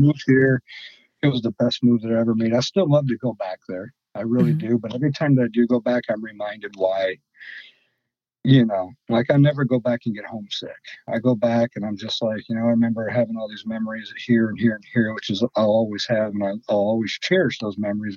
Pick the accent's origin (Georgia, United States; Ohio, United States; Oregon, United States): Ohio, United States; Sandusky; moved away as an adult; now in Fort Wayne, United States; I'm from Sandusky, Ohio. I'm an Ohio boy too